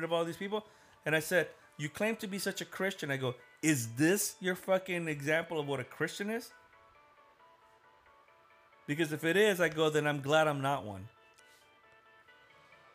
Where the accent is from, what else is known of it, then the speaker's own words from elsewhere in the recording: United States; I'm an American. I mean, yeah, I'm brown, but I'm an American. I was born here just like the rest